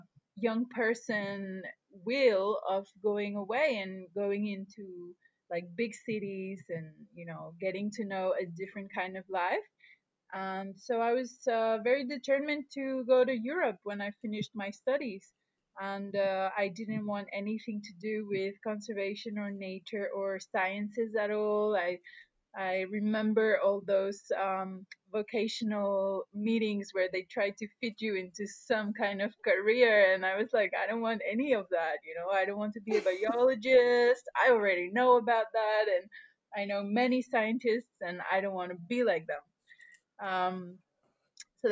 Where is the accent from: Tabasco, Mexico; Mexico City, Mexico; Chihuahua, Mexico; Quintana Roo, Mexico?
Quintana Roo, Mexico; Puerto Morelos; I was born in Mexico, and I grew up in a place called Puerto Morelos. And this is a very small fishing village on the coast of Quintana Roo